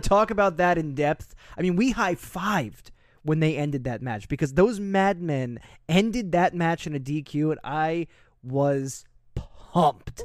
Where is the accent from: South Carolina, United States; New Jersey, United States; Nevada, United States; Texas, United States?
New Jersey, United States; I was from New Jersey. I am from New Jersey